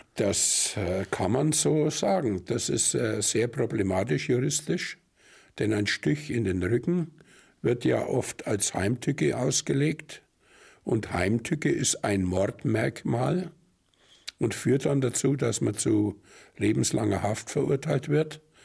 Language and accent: German; Germany; bei uns in Deutschland